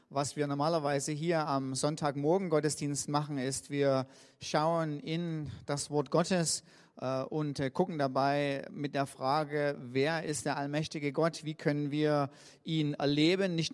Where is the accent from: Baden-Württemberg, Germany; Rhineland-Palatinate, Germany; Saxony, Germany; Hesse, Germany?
Saxony, Germany; Riesa; ich komme aus Riesa